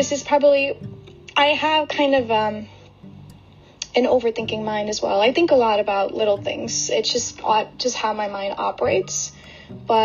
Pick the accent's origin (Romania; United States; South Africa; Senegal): United States; also born or lived in Brooklyn, New York / New Jersey; I am Indian-American.